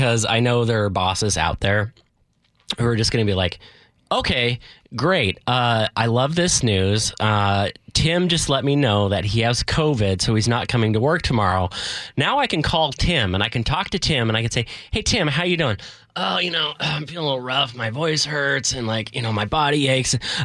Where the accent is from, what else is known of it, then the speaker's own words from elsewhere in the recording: Edmonds, Washington, United States; This is in my hometown